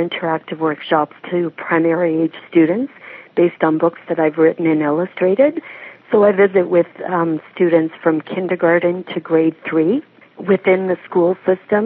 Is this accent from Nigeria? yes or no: no; Canada; we're Canadian